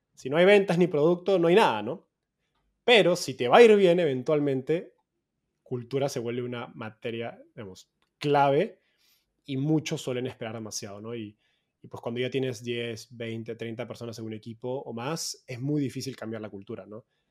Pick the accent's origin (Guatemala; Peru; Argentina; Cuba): Peru; moved away as an adult; also born or lived in Mexico; now in San Francisco, United States; soy peruano, vivo en San Francisco hace poco más de un año, después de haber estado yendo cada vez más al norte desde Perú a México y ahora a Estados Unidos.